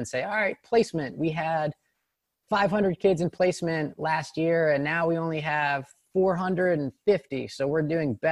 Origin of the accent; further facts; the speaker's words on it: Morristown, New Jersey, United States; I am a white person that was born in Morristown, New Jersey, which is a pretty affluent suburb.